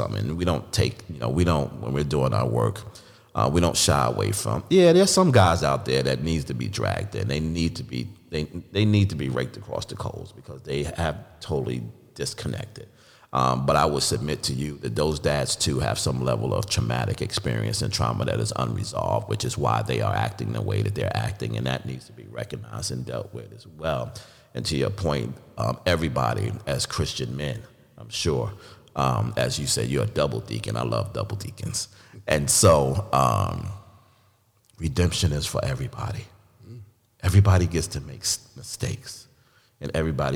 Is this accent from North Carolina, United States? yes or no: yes; North Carolina, United States; North Carolina, my home state